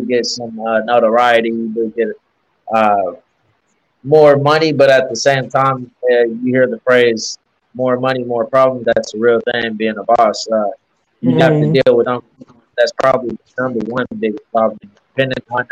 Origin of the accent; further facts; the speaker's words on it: Norman, Oklahoma, United States; now in Oklahoma City, United States; I was born and raised in Norman. I currently live in Oklahoma City.